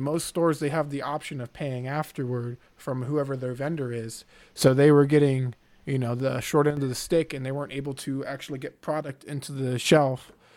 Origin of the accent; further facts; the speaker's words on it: Houston, Texas, United States; I grew up in Houston